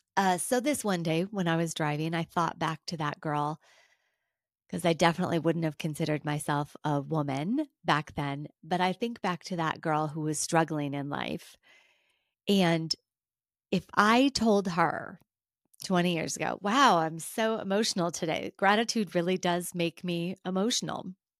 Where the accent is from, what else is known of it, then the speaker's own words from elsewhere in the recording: United States; being an American